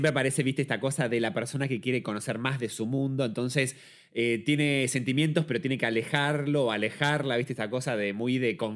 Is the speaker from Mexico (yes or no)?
yes; Mexico; Yo pensaba, siendo mexicano, estar haciendo un poco de también homenaje a esta cosa de muy coco la película Coco